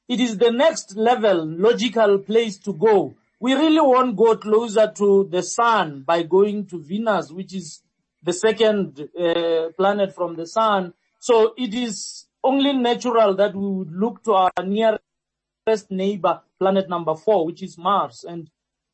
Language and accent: English; Limpopo, South Africa; now in Gauteng, South Africa; I'm from Limpopo and I live in Gauteng